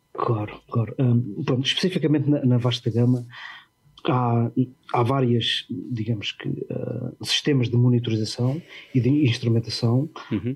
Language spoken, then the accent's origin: Portuguese; Portugal; moved away as an adult; also born or lived in London; quando saí de Portugal, ingressei diretamente no, uh, no Crossrail